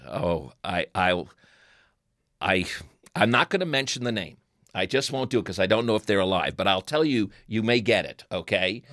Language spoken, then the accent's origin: English; New York, United States; accent: New York; moved away; my New York accent